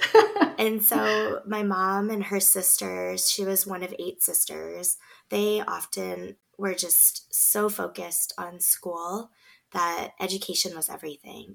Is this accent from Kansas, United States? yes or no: no; Beaverton, Oregon, United States; we grew up in Beaverton